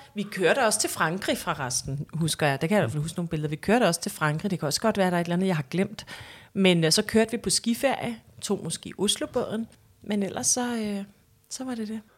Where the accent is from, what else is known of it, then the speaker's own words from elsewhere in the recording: Hellerup, Capital Region of Denmark, Denmark; jeg er vokset op i Hellerup